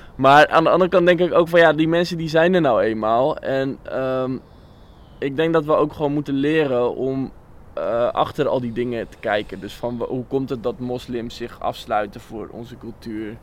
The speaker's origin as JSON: {"language": "Dutch", "region": "Bible Belt", "country": "Netherlands", "tie": "born or raised there", "said": "ik ben ook opgegroeid in de Bijbelbelt"}